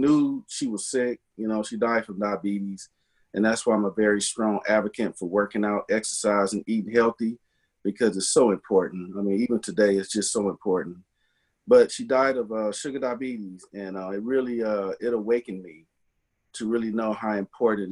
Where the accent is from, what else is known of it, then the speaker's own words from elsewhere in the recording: Bay Area, California, United States; I grew up in the Bay Area, California, Northern California.